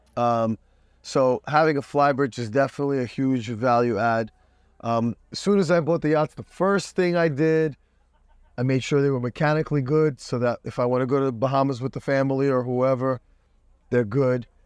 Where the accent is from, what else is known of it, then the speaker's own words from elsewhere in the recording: New York, United States; now in Miami, United States; They took me out of Brooklyn